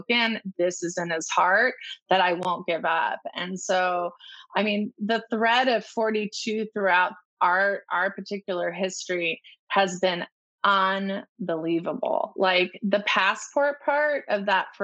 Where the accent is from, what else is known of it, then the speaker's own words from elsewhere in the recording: Orange County, California, United States; I grew up in Orange County